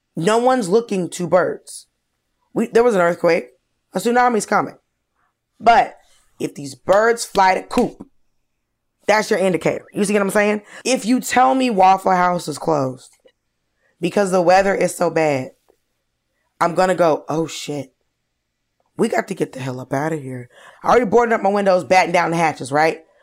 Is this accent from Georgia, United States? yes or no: yes; Georgia, United States; I grew up in Georgia